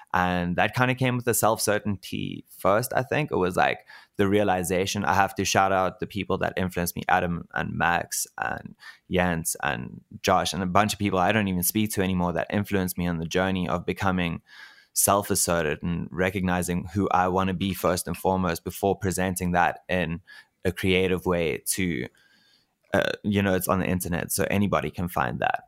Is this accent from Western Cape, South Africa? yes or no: yes; Cape Town, Western Cape, South Africa; moved away as an adult; now in Pretoria, South Africa; Move back to Cape Town. I'm actually from Cape Town